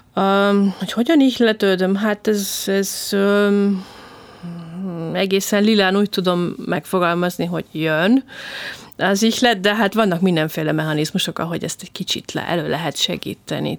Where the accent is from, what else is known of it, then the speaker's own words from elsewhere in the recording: Hungary; magyarként külföldön lenni